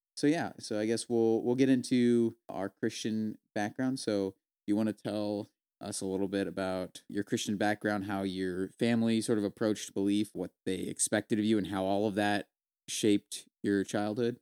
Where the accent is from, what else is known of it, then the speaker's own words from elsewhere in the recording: Visalia, California, United States; moved away as an adult; also born or lived in San Luis Obispo, California; now in South Carolina, United States; we're originally from Visalia, California. Uh, we now live in, uh, South Carolina